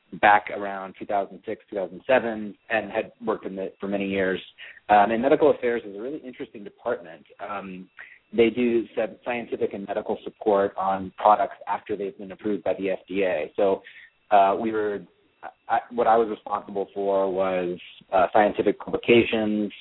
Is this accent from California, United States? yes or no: yes; the Bay Area, California, United States; also born or lived in Florida / Europe; I grew up in the Bay Area, but I moved to the city in the early 90s